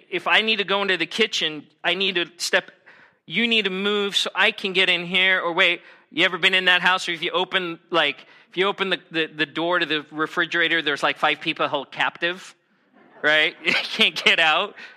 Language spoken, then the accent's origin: English; United States; I'm American